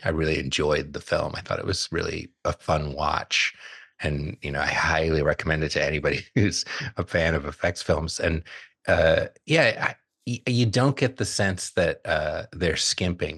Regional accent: Southern California, United States; as a kid, growing up in Southern California

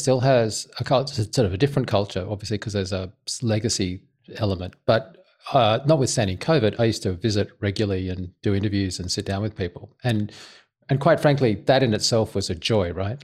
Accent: Australia; I'm an Australian.

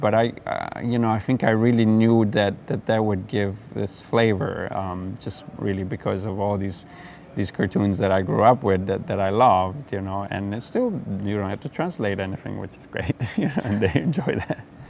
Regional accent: Genoa, Liguria, Italy; growing up in Genoa, Italy

